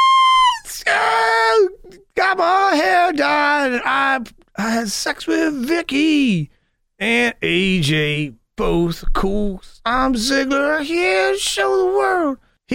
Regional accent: United States; you know that I'm from America, it is just south of Canada, it is just north of Mexico.

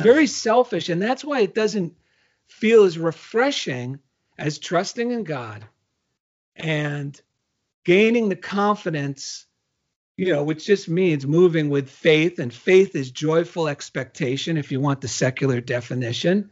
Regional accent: New Jersey, United States; I'm from New Jersey, and actually that's how you say journal in Jersey

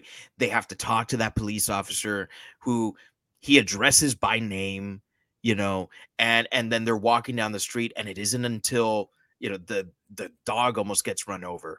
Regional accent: Miami, Florida, United States; now I'm from Miami, not a small town, but I've been in many small towns.

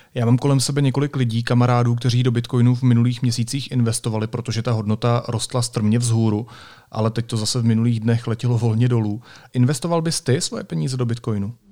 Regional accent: Sokolov District, Karlovy Vary Region, Czechia; já pocházím ze Sokolovska

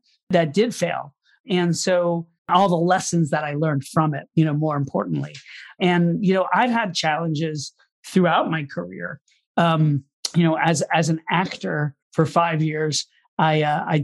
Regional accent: Orlando, Florida, United States; moved away as an adult; now in New York City, United States; I'm initially from Orlando, Florida. That's where I was born and grew up. But I moved to New York City and went to college up here

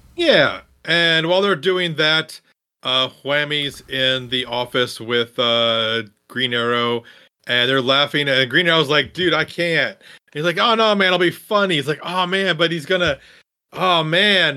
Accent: Midwest, United States; I'm also from the Midwest

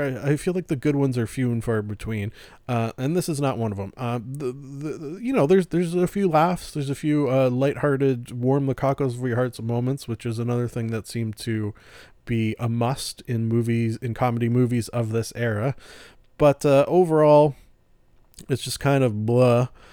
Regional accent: Canada; I'm Canadian

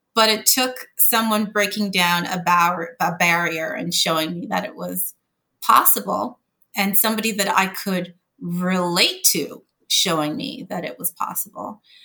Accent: Montreal, Quebec, Canada; moved away as an adult; now in United States; I actually grew up in Montreal, Canada, working class

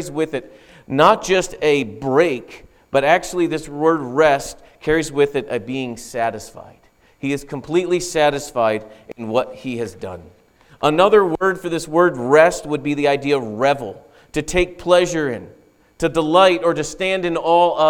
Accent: United States

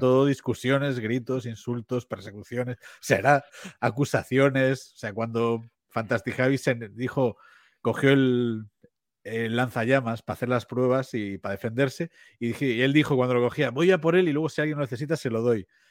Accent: Vigo, Galicia, Spain; now in A Coruña, Spain; como aquí en, Galicia, eh, yo, yo soy de Vigo

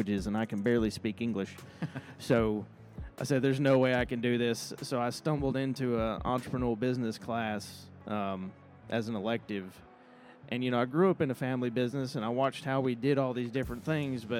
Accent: Bryson City, North Carolina, United States; also born or lived in Charlotte; I actually grew up in a little town called Bryson City in the mountains of North Carolina

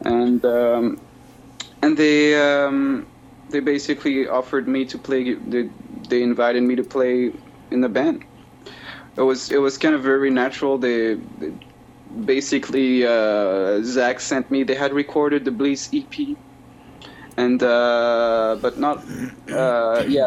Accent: Brittany, France; I was raised in Brittany, uh, where I'm where I am now. It's the it's uh, the northwest coast of uh, of France

